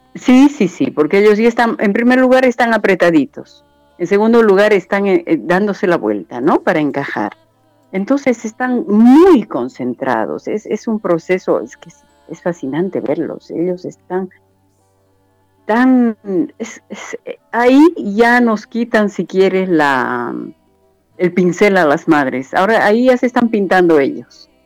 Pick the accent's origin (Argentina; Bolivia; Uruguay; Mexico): Bolivia; soy boliviana